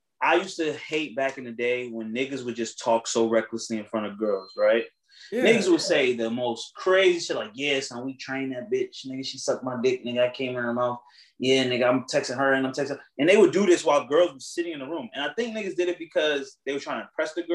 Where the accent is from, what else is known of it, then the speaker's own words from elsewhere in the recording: United States; we're American. We live in America